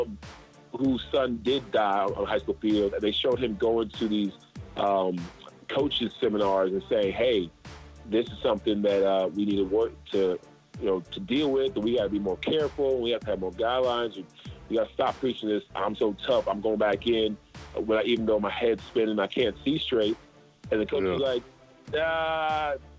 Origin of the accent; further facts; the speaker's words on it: Charleston, United States; now in Atlanta, United States; I grew up in Charleston. I've been in Atlanta since 07.